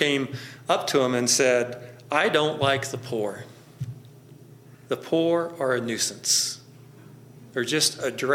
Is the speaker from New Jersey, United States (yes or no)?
no; Central Texas, United States; moved away; I also grew up in Central Texas